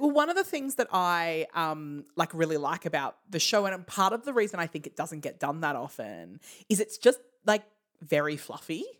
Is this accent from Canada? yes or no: no; Australia; we are Australian.